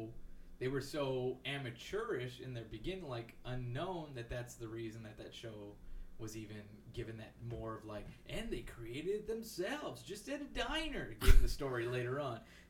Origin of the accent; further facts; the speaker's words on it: McAllen, Texas, United States; moved away; growing up in McAllen